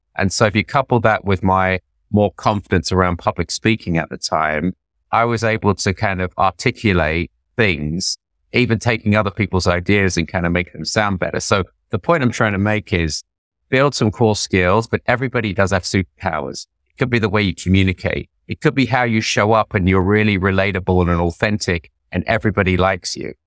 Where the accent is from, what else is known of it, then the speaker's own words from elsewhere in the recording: London, United Kingdom; moved away as an adult; also born or lived in India; now in New York, United States; I'm just an Indian immigrant from North London